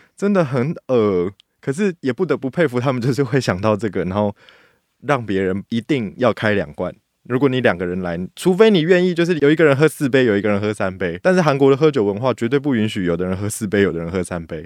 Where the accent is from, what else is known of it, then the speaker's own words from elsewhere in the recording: Taiwan; 因为我本身是在台湾长大